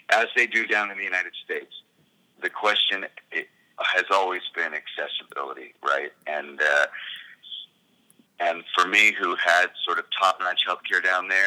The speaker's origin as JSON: {"language": "English", "country": "Canada", "said": "I think it's my job as a as a as a Canadian to help provide for people who have less um, with my tax money"}